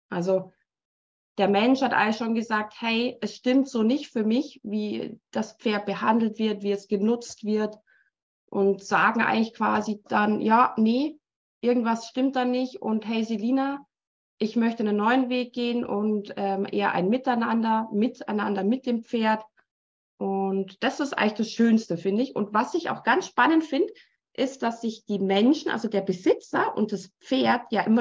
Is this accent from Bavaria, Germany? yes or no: yes; Munich, Bavaria, Germany; accent: Bavarian; moved away as an adult; now in Switzerland; komme ursprünglich eigentlich aus München, äh, bin jetzt aber schon seit 17 Jahren in der Schweiz wohnhaft und auch tätig